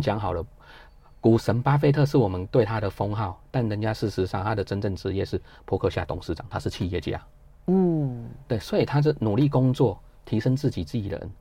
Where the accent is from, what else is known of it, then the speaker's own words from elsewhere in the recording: Taiwan; 我们台湾